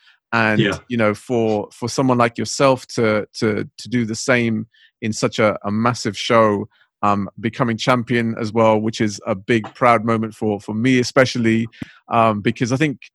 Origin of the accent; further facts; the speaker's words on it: Southall, London, United Kingdom; growing up around Southall, I've been around Asians my entire life